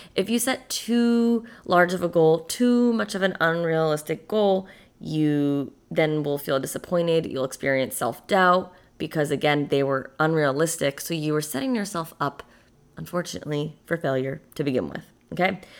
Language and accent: English; a small town in Massachusetts, United States; moved away as an adult; also born or lived in Boston; now in Florida, United States; I'm from a small town in Massachusetts